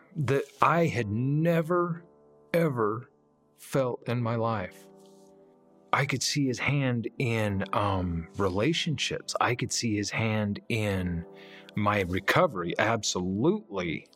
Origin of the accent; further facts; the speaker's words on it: Heber City, Utah, United States; I was born and raised here in Heber City.